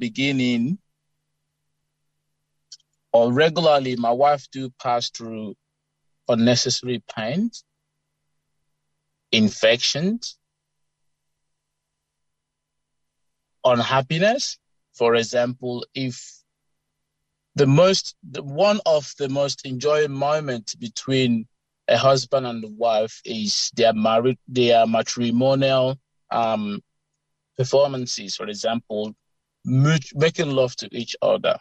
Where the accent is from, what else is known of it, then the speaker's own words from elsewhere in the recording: Eastern Nigeria, Imo, Nigeria; moved away as an adult; now in Canberra, Australia; I grew up in Imo State, Eastern Nigeria